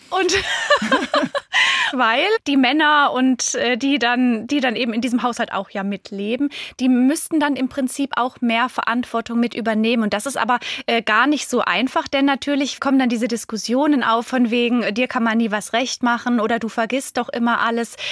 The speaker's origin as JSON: {"language": "German", "country": "Germany", "said": "hier bei uns in Deutschland"}